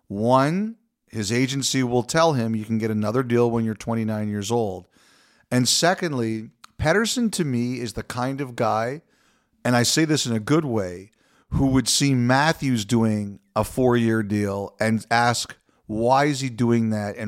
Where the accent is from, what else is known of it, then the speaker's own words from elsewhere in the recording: Canada; we've kind of focused on Toronto and Vancouver because we're Canadian supremacists.